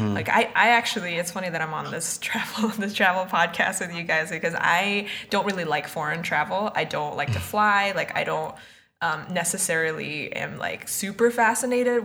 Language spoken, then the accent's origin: English; Boston, Massachusetts, United States; now in New York, United States; I'm from Boston, and I currently live in New York.